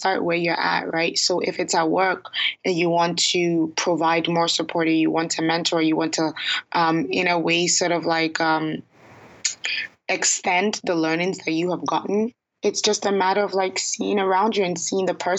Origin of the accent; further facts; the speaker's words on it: Ghana; now in Toronto, Canada; Ghana, which happens to be my home country